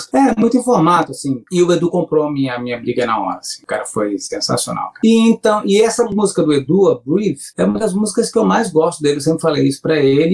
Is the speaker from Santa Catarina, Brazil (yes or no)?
yes; Santo Amaro da Imperatriz, near Florianópolis, Santa Catarina, Brazil; moved away; eu sou de Santa Amaro, uma, tá? uma cidade que é do lado de Floripa